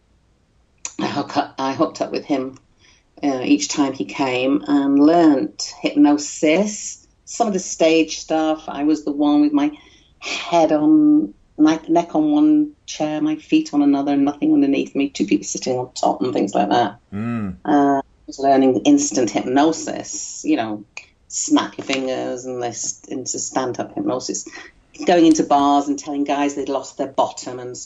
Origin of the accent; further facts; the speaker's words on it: United Kingdom; moved away as an adult; also born or lived in Tanzania; I'm a Brit, but I left Britain in 1972. Never really came back.